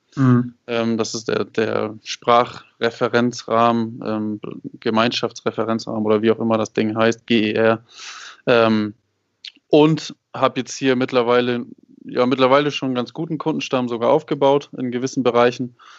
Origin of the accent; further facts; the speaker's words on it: Hamburg, Germany; moved away as an adult; now in Puebla, Mexico; Ich komme aus ähm, Hamburg. Bin in Hamburg geboren und habe immer dort gelebt